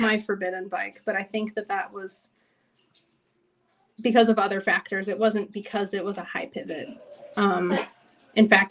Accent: Los Angeles, California, United States; I grew up in Los Angeles

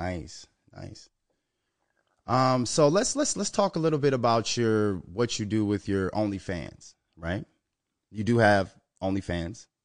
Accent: Minnesota, United States; Minnesota, my home state

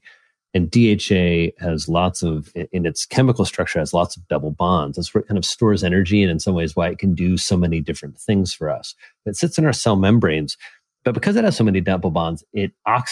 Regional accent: Indiana, United States; I'm a Hoosier

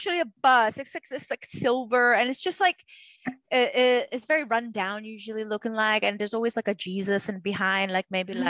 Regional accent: Macau; born or raised there

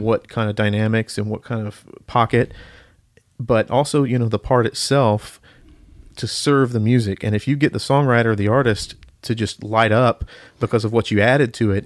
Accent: Marietta, Georgia, United States; moved away as an adult; also born or lived in Denton, Texas; now in Nashville, United States; I grew up in, uh, Marietta, Georgia, just north of Atlanta

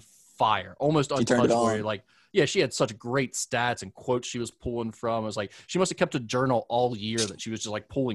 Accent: Northern Kentucky, United States; I'm from Kentucky

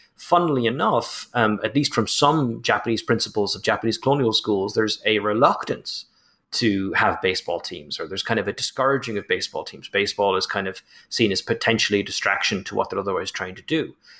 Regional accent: Ireland; as an Irishman

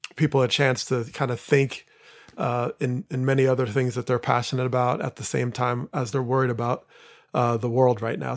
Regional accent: Teaneck, New Jersey, United States; moved away; my hometown was, you know, in, in a very intense spot for a while in Teaneck, New Jersey

